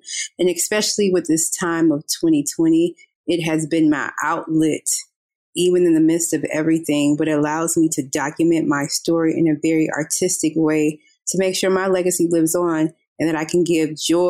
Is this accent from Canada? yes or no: no; Atlanta, Georgia, United States; I am from Atlanta, Georgia.